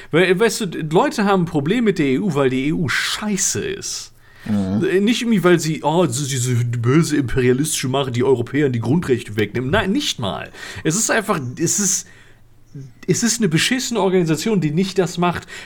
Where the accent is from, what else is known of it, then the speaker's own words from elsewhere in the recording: North Rhine-Westphalia, Germany; Wir, wir kommen aus NRW.